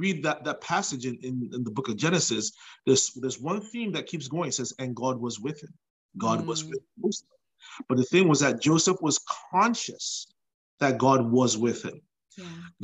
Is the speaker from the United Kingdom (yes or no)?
no; Nigeria; moved away as an adult; now in United States; So I was born in Nigeria, but when I was just before I turned two, my family moved to the United States. We lived here for about 7 years, and we went back to Nigeria